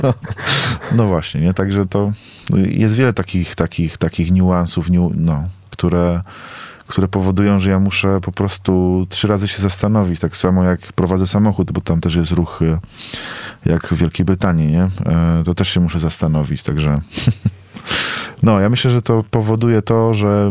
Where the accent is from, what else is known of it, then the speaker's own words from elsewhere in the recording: Poland; moved away as an adult; now in South Africa; ja mam 36, jestem z Polski, nieopierzony kurczak, misjonarz